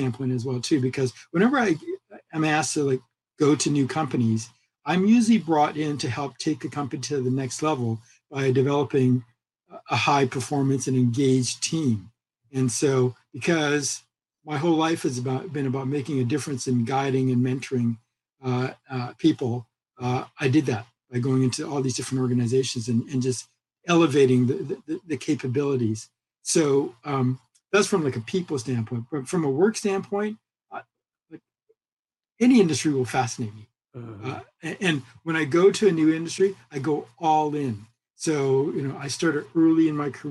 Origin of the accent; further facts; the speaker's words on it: Vancouver, British Columbia, Canada; moved away as an adult; also born or lived in California, United States; growing up here in Vancouver and moving to the United States for school and then like working in California for 25 years and now coming full circle back to my hometown.